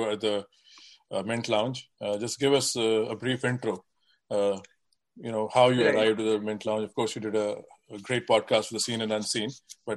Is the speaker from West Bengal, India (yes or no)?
no; Delhi, India; moved away as an adult; now in Boston, United States; growing up in Delhi, now living in the suburbs of Boston for the more than 25 years